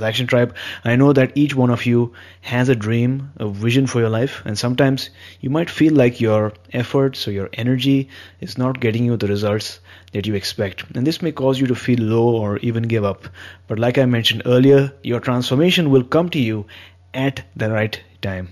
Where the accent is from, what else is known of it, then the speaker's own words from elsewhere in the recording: India; I've been born and brought up in India